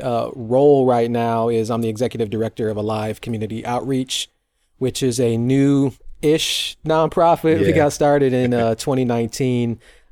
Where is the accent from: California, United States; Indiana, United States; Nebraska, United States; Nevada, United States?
Indiana, United States; Fort Wayne; also born or lived in Atlanta; So I was born and raised here in Fort Wayne, and my wife and I moved away with our daughter back in 2009 to go to Atlanta.